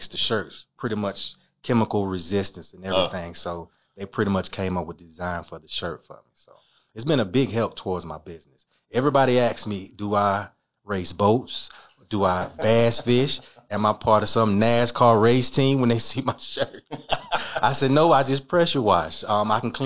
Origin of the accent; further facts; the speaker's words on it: Batesburg-Leesville, South Carolina, United States; Born and raised in Batesburg. Pretty much my whole life been there.